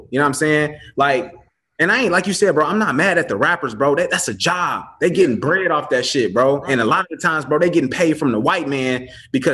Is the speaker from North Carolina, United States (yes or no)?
no; Chicago, Illinois, United States; I grew up in Chicago. I went to Morgan Park High School.